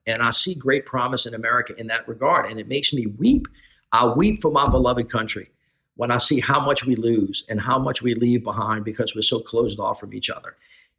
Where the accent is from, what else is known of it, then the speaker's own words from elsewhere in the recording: the South, United States; also born or lived in New Orleans; as a white male from the South